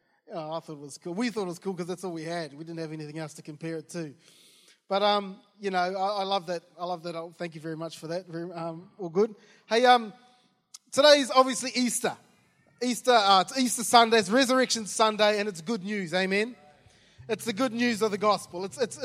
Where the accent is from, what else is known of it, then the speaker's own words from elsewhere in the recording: New Zealand; moved away; when I was growing up, I grew up in New Zealand.